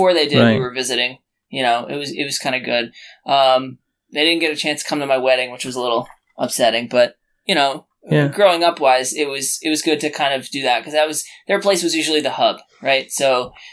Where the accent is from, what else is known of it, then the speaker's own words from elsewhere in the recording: New Jersey, United States; I grew up in New Jersey, not two towns from where I live now, three towns where I live now